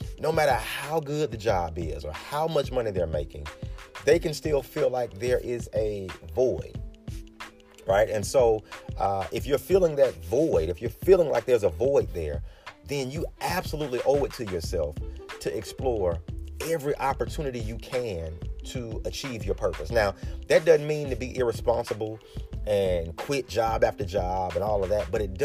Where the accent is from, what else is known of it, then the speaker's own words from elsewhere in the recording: Birmingham, Alabama, United States; my hometown, good old Birmingham, Alabama